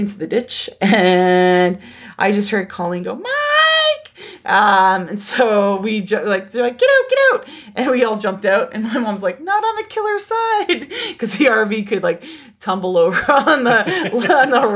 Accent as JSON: {"language": "English", "town": "Niagara Falls", "region": "Ontario", "country": "Canada", "tie": "born or raised there", "said": "I grew up in Niagara Falls"}